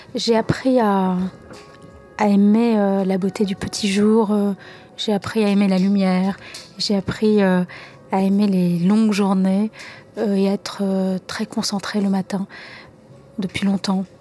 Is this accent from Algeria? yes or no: yes; Algeria; moved away; mon enfance en Algérie